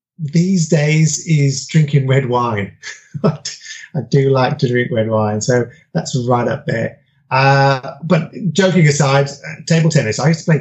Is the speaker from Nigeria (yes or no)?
no; United Kingdom; I'm originally from United Kingdom, but my parents traveled around quite a bit within there.